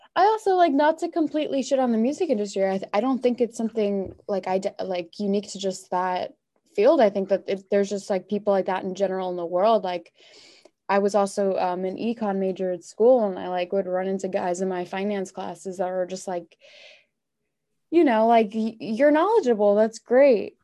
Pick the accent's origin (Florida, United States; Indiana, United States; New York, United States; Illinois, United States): New York, United States; Long Island; I grew up on Long Island